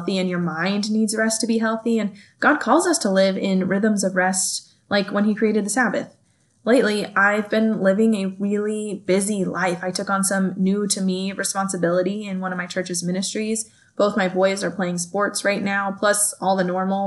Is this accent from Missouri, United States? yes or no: no; California, United States; moved away as an adult; now in Kansas, United States; I grew up in California